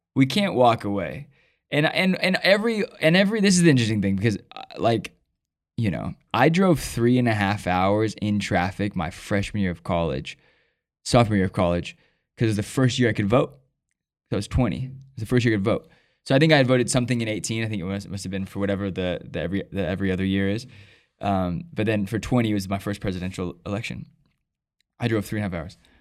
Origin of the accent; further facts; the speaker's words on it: United States; I'm an American